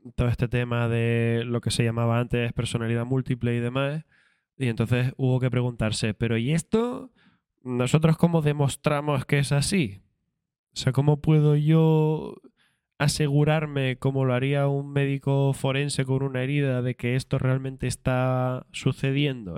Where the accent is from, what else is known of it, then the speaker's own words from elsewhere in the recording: Canary Islands, Spain; Soy canario